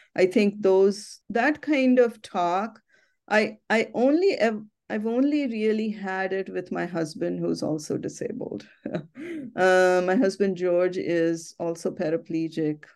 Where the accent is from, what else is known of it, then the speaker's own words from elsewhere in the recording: Ahmednagar, Maharashtra, India; now in United States; my hometown, Ahmednagar